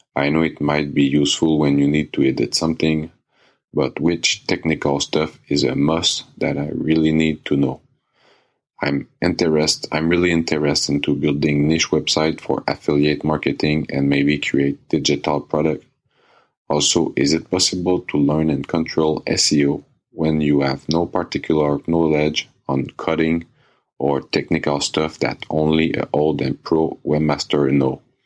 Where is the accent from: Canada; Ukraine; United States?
Canada; English is a second language; I'm from Canada.